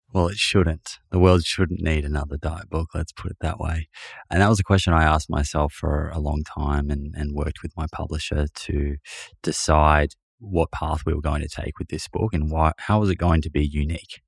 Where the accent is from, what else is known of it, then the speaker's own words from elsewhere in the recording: Melbourne, Victoria, Australia; my family, we were growing up in Melbourne, living in Melbourne